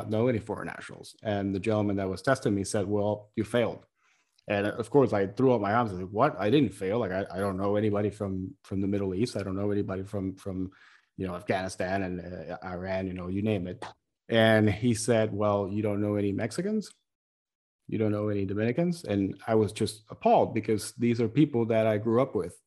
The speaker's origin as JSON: {"language": "English", "country": "Puerto Rico", "tie": "born or raised there", "moved": "yes", "said": "I grew up in Puerto Rico, where we have a hot posh of cultures"}